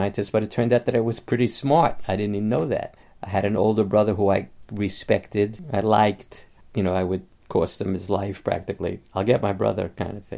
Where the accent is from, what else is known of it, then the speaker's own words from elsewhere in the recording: New York City, New York, United States; I grew up in the Bronx